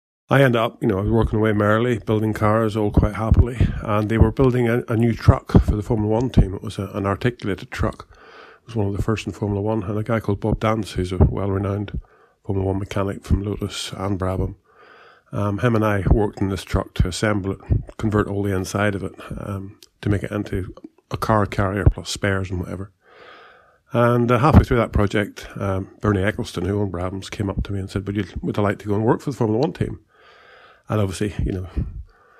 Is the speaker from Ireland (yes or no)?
yes; Ireland; moved away as an adult; also born or lived in England; I did leave Ireland, as I say, I was 20 years old in 1972, came to England